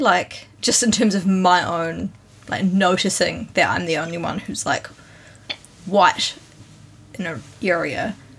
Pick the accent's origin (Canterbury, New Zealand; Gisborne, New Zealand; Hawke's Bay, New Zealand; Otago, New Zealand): Canterbury, New Zealand; Christchurch; moved away as an adult; also born or lived in Auckland, New Zealand; now in Tokyo, Japan; we moved from Christchurch to Auckland to do our postgraduate studies